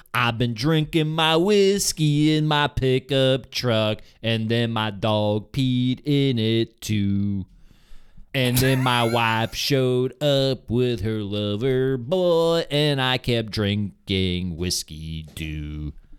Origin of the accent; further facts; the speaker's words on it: New York, United States; "Where are you from?" And I'll say, like, "New York."